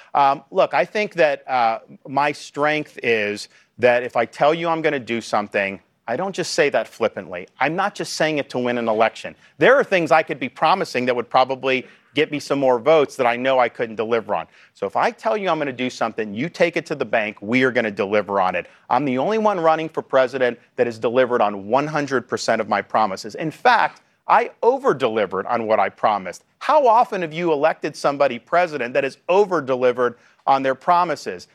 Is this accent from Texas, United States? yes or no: no; Florida, United States; my home state of Florida